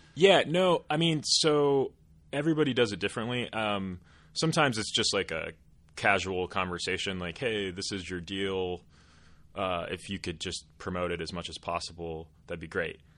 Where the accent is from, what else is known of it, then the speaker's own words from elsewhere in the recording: Portland, Oregon, United States; moved away as an adult; also born or lived in Eastern Washington; I grew up in Portland, like I mentioned earlier, and went to college in Eastern Washington